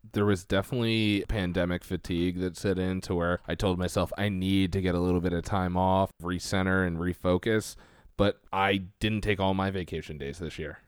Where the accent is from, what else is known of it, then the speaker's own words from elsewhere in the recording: Philadelphia, Pennsylvania, United States; accent: Delco; I'm from the Philadelphia area